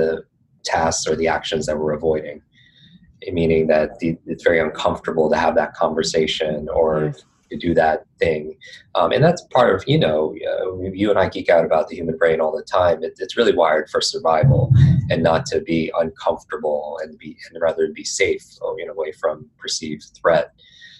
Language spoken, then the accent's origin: English; Northeast, United States; I grew up in the Northeast